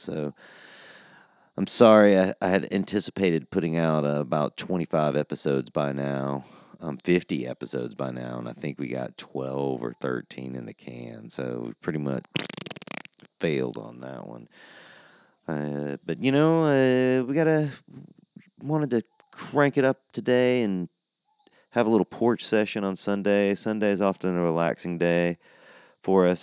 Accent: Georgia, United States; now in Oklahoma, United States; I'm from Georgia

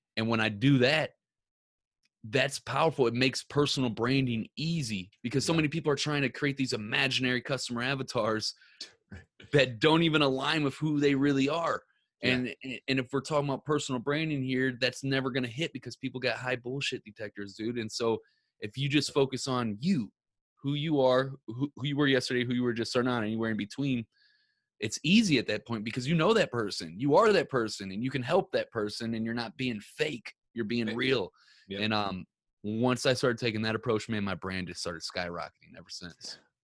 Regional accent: Ferguson, Missouri, United States; I grew up in uh, Ferguson, Missouri

